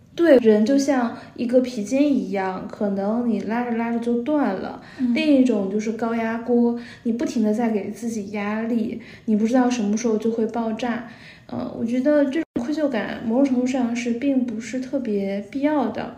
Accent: Northeast China, China; moved away as an adult; also born or lived in Shanghai; now in Beijing, China; 作为一个东北人刚来上海

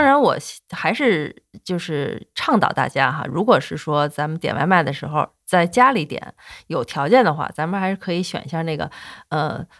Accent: China; 我们中国人吃饭

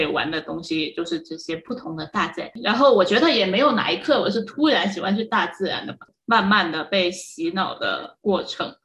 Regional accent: Guangdong, China; 我是潮汕人嘛，你看我们那里的人就是比较迷信

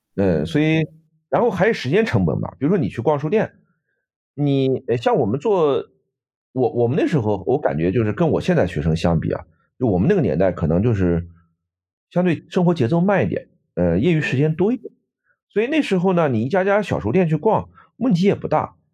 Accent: Nanjing, Jiangsu, China; now in Canada; 我们南京人都叫军人俱乐部

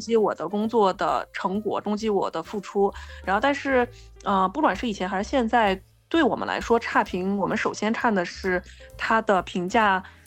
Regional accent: Hubei, China; now in Beijing, China; 我们两个人是湖北人

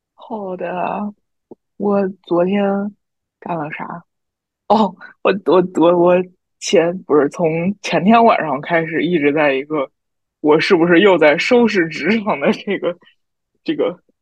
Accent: southern China, China; 我们南方人就是没有这个习惯啊

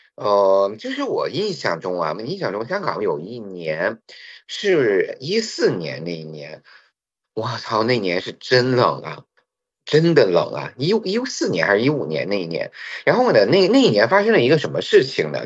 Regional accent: Shandong, China; moved away; also born or lived in Hong Kong / Beijing; 我小的时候在山东的时候

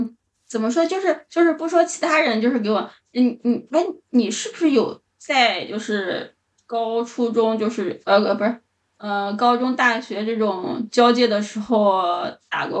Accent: Henan, China; also born or lived in Zhoukou, Henan; now in Shihezi, China; 河南是农业大省，再加上本身我就在农村长大嘛，而且自己家也种过地

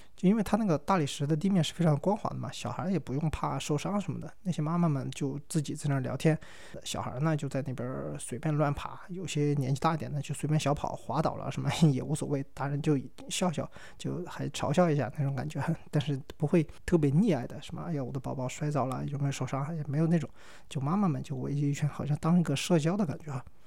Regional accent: China; 我是中国来的

